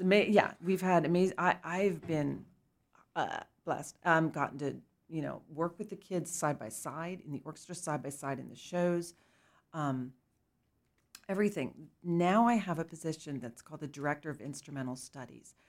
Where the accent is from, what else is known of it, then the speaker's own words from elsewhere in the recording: Lancaster County, Pennsylvania, United States; I grew up in Lancaster County